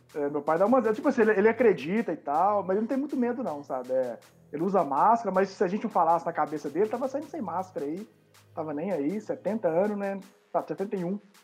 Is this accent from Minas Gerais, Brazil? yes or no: yes; Belo Horizonte, Minas Gerais, Brazil; sou nascido e criado em Belo Horizonte.